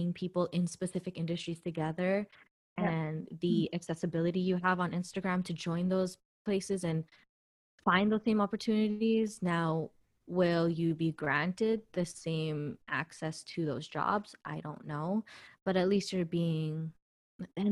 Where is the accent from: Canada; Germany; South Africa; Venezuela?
Canada; I'm Canadian born. I'm from Canada.